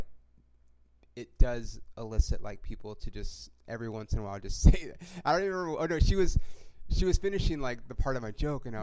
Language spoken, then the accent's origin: English; Inland Empire, California, United States; also born or lived in Hollywood / East Los Angeles / Oklahoma; now in Los Angeles, United States; I was born in Hollywood. We lived here, East L.A. And then when I was, like, in elementary school, we moved out to the Inland Empire